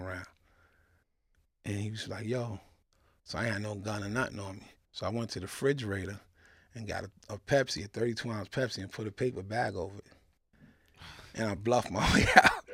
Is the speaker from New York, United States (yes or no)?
yes; New York City, New York, United States; I was born in Kings County Hospital